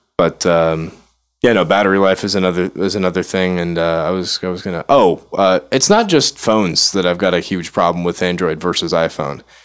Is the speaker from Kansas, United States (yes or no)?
no; Chicago, Illinois, United States; I'm not from here. I'm from Chicago.